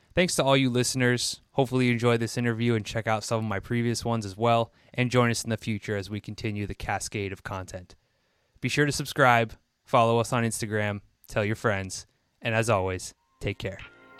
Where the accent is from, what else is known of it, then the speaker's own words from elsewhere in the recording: East Coast of the United States, United States; I grew up on the East Coast of the, of the United States